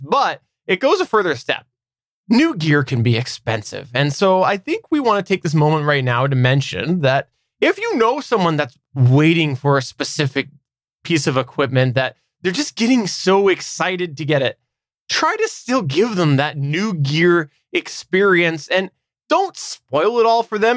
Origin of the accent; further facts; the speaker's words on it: Canada; I am indeed one hundred percent Canadian